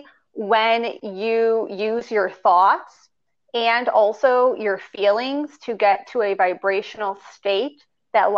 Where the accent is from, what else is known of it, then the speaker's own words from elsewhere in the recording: Chicago, Illinois, United States; I'm from Chicago. It's where I currently live